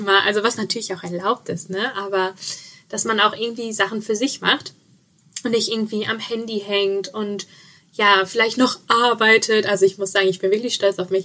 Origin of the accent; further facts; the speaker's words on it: Sauerland, North Rhine-Westphalia, Germany; moved away; ich komme ja ursprünglich aus dem Sauerland